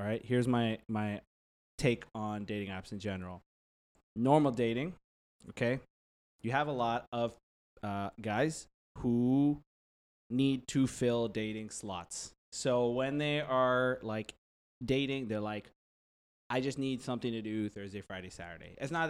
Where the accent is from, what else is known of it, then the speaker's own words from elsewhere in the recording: Shiraz, Fars, Iran; Shirazi. I'm from Shiraz. Shiraz is a town.